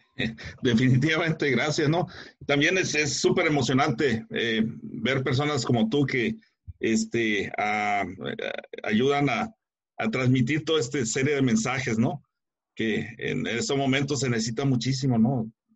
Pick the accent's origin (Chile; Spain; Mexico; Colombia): Mexico; Guadalajara, Jalisco; moved away as an adult; now in United States; soy mexicano eh, de, del área de, Guadalajara, pero me vine para acá, para Estados Unidos, eh, a finales de los 70.